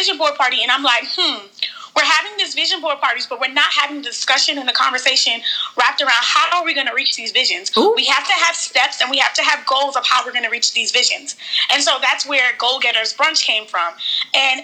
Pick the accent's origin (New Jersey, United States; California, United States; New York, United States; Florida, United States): New York, United States; New York City; moved away as an adult; now in Baltimore, United States; I was born and raised in New York between the Bronx and Harlem